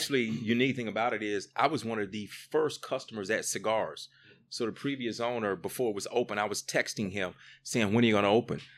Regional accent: Greensboro, North Carolina, United States; Greensboro, my hometown

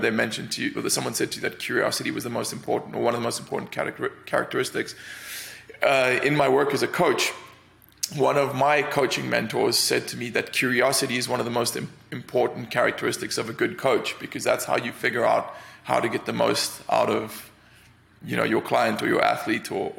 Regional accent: Cape Town, Western Cape, South Africa; moved away as an adult; also born or lived in London; now in United States; I grew up in Cape Town, which is a city right at the tip

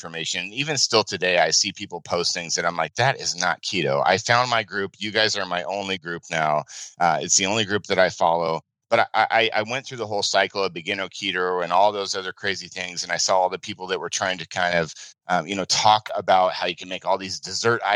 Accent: Phoenix, Arizona, United States; I'm from Phoenix, Arizona. This is where I'm

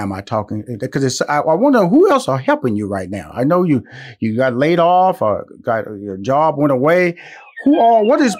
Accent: Houston, Texas, United States; I'm from Houston, Texas. She's from Houston, Texas.

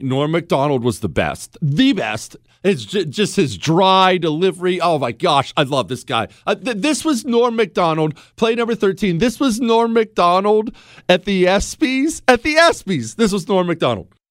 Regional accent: United States; As an American

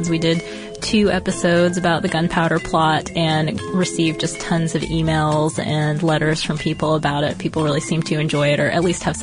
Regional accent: Harwich, East of England, United Kingdom; in my hometown of Harwich, Essex, which he loved, and I can see us having many happy bonfire nights to come

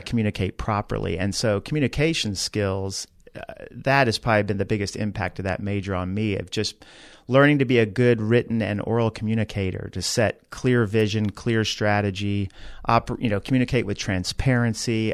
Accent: Dallas, Texas, United States; moved away as an adult; also born or lived in Georgia; now in San Antonio, United States; I grew up in Dallas, went away to University of Georgia

